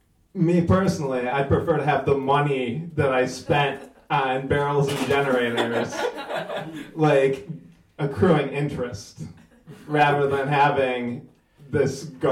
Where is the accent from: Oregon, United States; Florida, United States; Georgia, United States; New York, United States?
New York, United States; Binghamton; now in Washington, D.C., United States; I grew up in upstate New York, like a very small city.